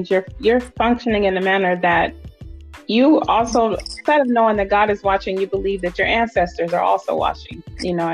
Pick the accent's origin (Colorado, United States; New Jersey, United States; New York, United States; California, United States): California, United States; Oakland; moved away as an adult; now in Atlanta, United States; I'm from Oakland, California, and I live here in Atlanta. I've been here for about 15 years